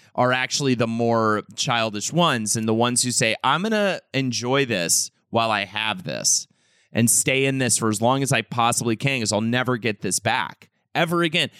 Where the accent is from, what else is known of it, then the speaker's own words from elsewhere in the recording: Charlotte, North Carolina, United States; moved away; also born or lived in New York City; as a kid growing up in Charlotte, North Carolina